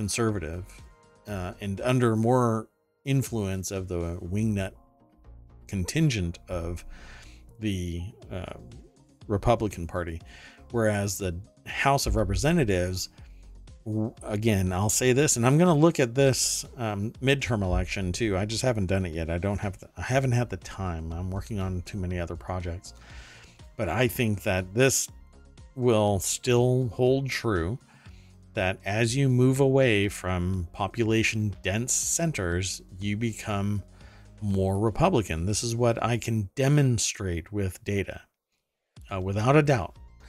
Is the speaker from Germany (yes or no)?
yes; Germany; English is a second language; I grew up in Germany, so to me, I remember snow, but I don't remember it reaching 7 feet.